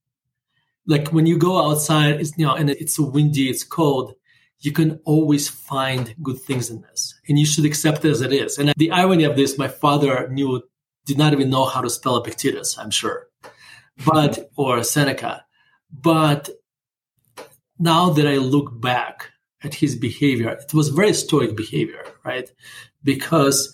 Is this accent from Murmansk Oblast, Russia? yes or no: yes; Murmansk, Murmansk Oblast, Russia; English is a second language; now in United States; I'm growing up in not just in Russia, but in Soviet Russia. We're living in the city called Murmansk